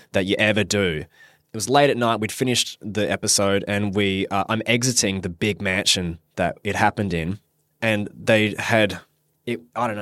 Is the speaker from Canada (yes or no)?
no; Perth, Western Australia, Australia; born and raised in Perth, Western Australia. Lived here my whole life